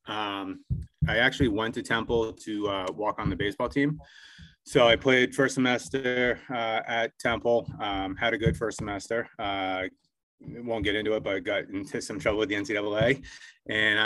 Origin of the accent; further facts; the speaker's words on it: Rhode Island, United States; moved away as an adult; also born or lived in Philadelphia; I grew up in Rhode Island.